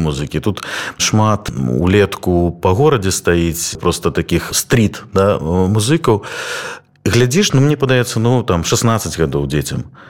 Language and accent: Belarusian; Belarus; moved away; мы беларусы